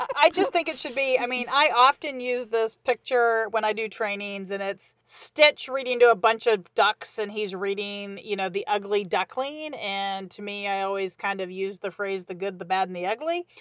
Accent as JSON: {"language": "English", "region": "Midwest", "country": "United States", "tie": "born or raised there", "said": "I grew up in the Midwest"}